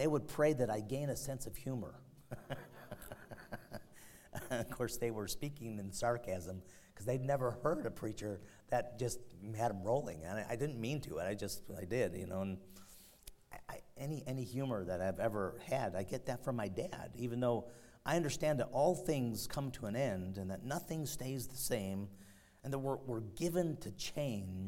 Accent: Chicago, Illinois, United States; The one I grew up in and in Chicago

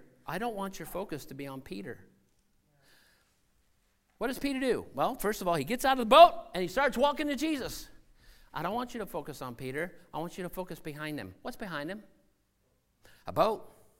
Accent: Senegal; Where I grew up in Senegal, out on the coast, they had these huge boat canoes made out of ironwood.

